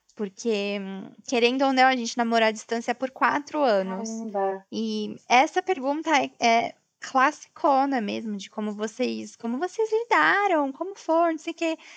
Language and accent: Portuguese; Brazil; moved away as an adult; eu sou brasileira